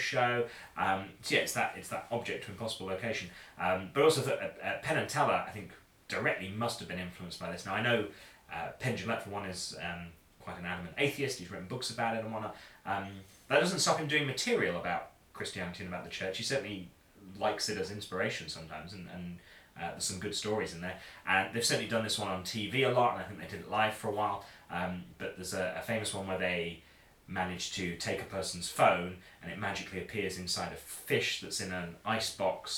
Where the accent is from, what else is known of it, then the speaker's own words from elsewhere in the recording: Boston, East Midlands, United Kingdom; I grew up in Boston in Lincolnshire in the East Midlands